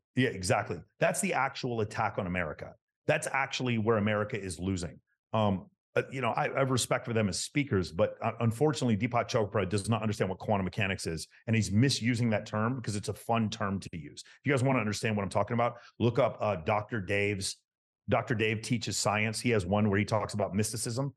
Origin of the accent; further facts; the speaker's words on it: Texas, United States; I grew up in Texas in the nineteen eighties.